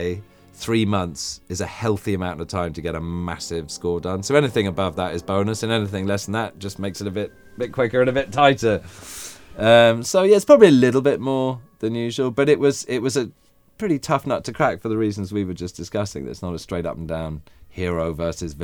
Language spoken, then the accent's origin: English; England, United Kingdom; moved away; I'm English.